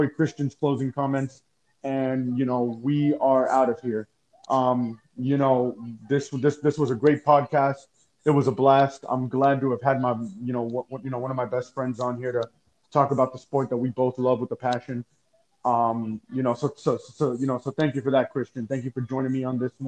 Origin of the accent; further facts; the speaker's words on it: Miami, Florida, United States; my hometown team